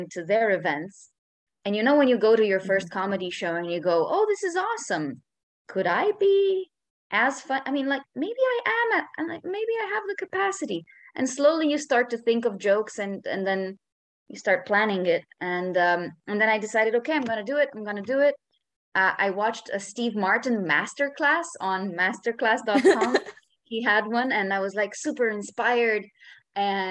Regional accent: Romania; moved away as an adult; now in Barcelona, Spain; I am Romanian. I've been living in Barcelona

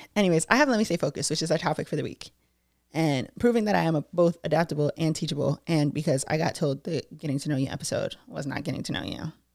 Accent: Brockton, Massachusetts, United States; I'm a Brockton bitch

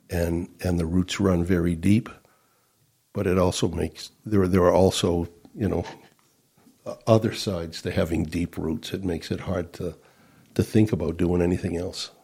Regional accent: Rochester, New Hampshire, United States; I grew up on Whitehall Road in, here in Rochester.

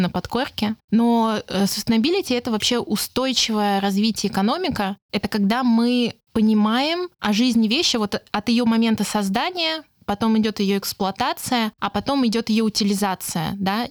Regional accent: Saint Petersburg, Russia; я сама из Питера

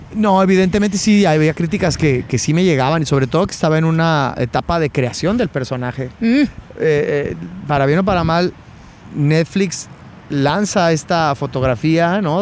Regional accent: Chihuahua, Mexico; moved away as an adult; also born or lived in Mexico City, Mexico; now in Los Angeles, United States; cuando me vine a, México, de Chihuahua, mi, ciudad natal, a México

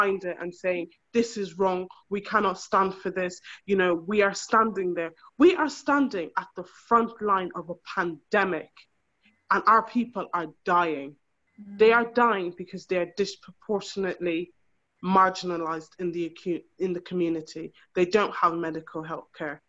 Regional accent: Ireland; moved away as an adult; now in United Kingdom; I was raised in Ireland just like you guys. I am an Irish woman

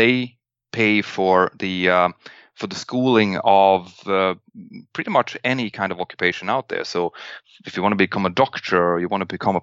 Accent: Sweden; we flew home over my hometown

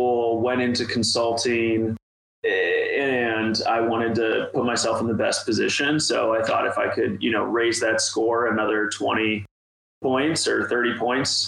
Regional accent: Ohio, United States; a guy just born and raised in Ohio

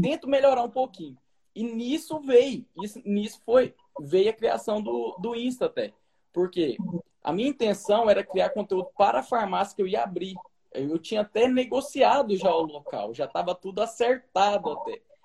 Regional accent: Brazil; also born or lived in Portugal; o meu país, onde eu nasci

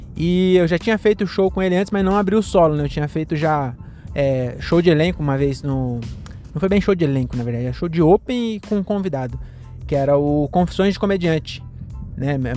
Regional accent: Cajamar, São Paulo, Brazil; eu sou aqui de Cajamar mesmo

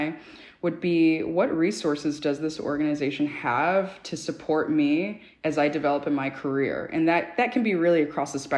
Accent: Dallas, Texas, United States; moved away as an adult; now in New York City, United States; when I was growing up in Dallas, Texas

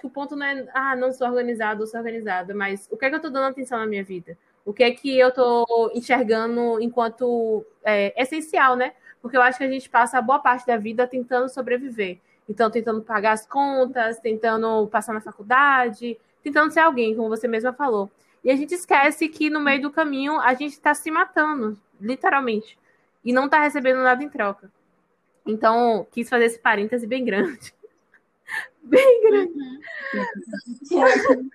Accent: Salvador, Bahia, Brazil; also born or lived in Rio de Janeiro; moro em Salvador desde sempre, mas eu nasci no Rio de Janeiro. Mas em Maraqui, acho que com um ano, nunca sei. Meus pais, nem meus pais sabem. Então, Vamos, eu me considero baiana, porque tem tanto tempo que eu moro aqui

